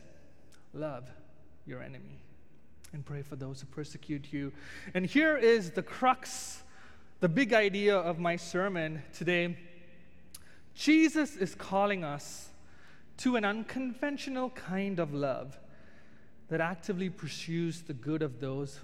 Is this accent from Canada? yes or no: no; India; moved away as an adult; being an Indian